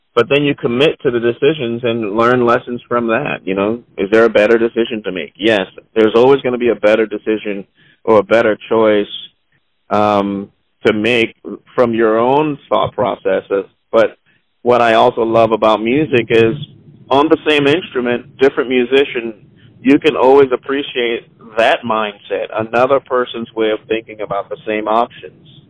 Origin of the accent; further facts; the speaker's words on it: Charleston, South Carolina, United States; I grew up specifically in Charleston, South Carolina